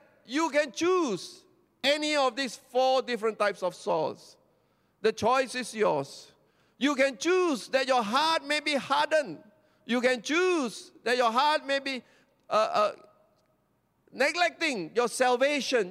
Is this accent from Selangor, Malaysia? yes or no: yes; Petaling Jaya, Selangor, Malaysia; I come from Petaling Jaya, SS2.